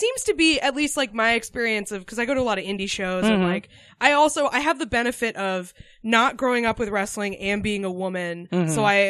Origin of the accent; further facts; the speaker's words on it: Concord, New Hampshire, United States; moved away as an adult; also born or lived in Iowa / Austin, Texas; I grew up in Concord, New Hampshire.